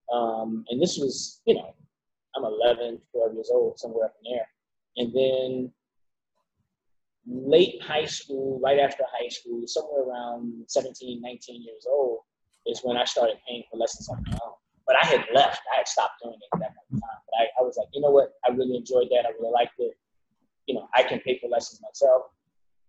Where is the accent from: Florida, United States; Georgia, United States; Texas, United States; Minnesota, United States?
Georgia, United States; Savannah; born or raised there; moved away; also born or lived in Miami